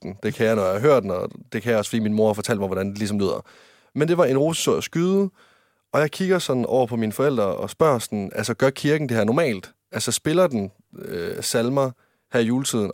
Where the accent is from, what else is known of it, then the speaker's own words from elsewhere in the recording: Varde, Southern Denmark, Denmark; moved away; der var jeg hjemme i Varde, der var jeg kommer fra, over i Vestjylland